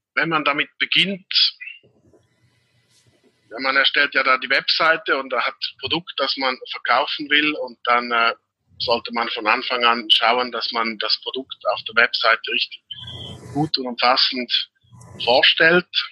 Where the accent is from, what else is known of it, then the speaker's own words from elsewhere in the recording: Switzerland; bin aus der Schweiz